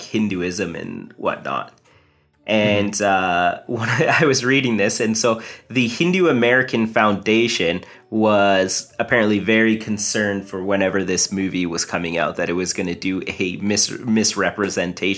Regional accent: Canada; I'm like Indian, first generation Canadian

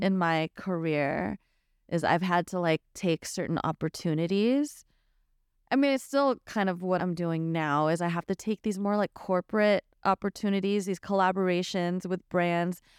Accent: the Bay Area, California, United States; moved away as an adult; also born or lived in Los Angeles; growing up Filipino in the Bay

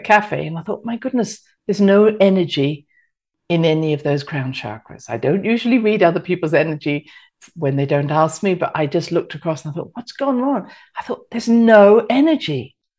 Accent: United Kingdom; moved away; I'm British

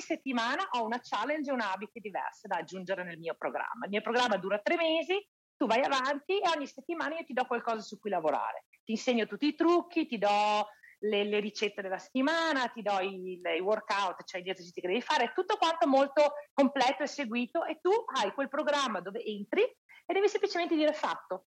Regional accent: Italy; moved away; io sono italiana

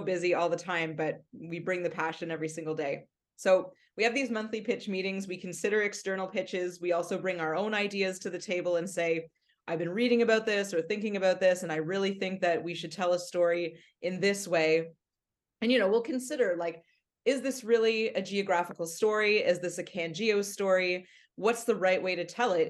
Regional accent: Mississauga, Ontario, Canada; I grew up in Mississauga listening to C H F

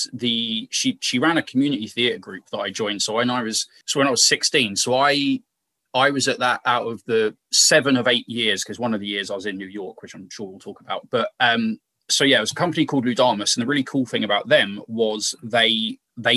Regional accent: Milton Keynes, South East England, United Kingdom; I've just come from a place that almost has no identity of its own

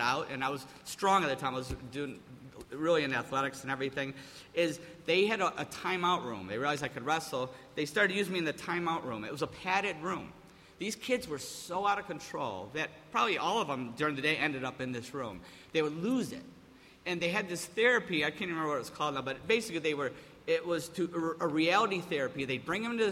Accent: Appleton, New York, United States; moved away as an adult; I grew up in Mayberry. And to go from Mayberry, you know, Appleton, New York, to California was a culture shock

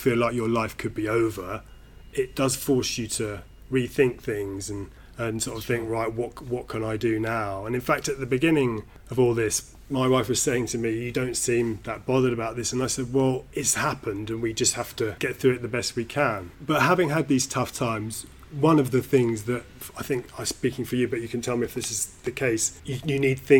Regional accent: United Kingdom

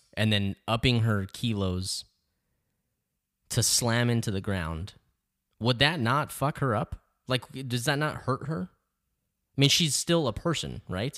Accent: El Paso, Texas, United States; I grew up in El Paso

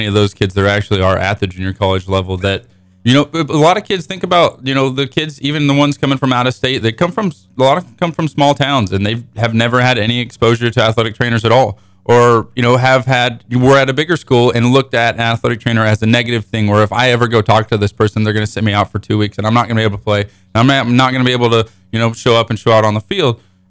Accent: Frontenac, Kansas, United States; moved away as an adult; I moved from Frontenac to Springfield, Missouri, going to college, so that was a big transition moving to a bigger city than I'm used to.

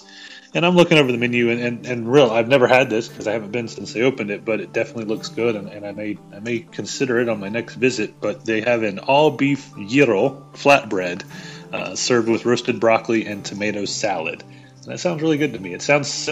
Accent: the South, United States; I'm from the South.

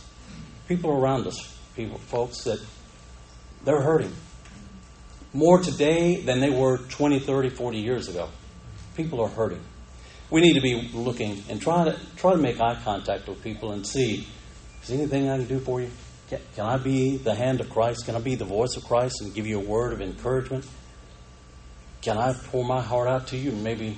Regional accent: Panama City, Florida, United States; I grew up in Panama City

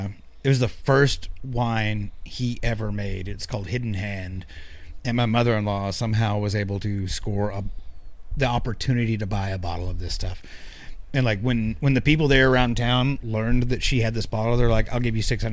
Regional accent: the South, United States; Hey, I'm from the South. I'm still learning.

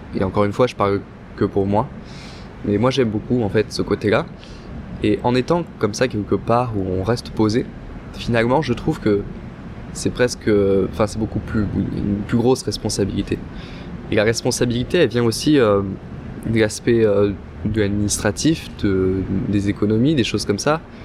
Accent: France; now in Montreal, Canada; on est français

